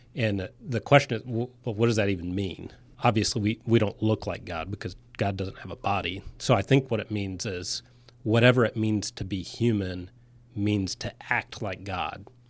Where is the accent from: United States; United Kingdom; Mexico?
United States; Florida; I grew up saltwater fishing in Florida.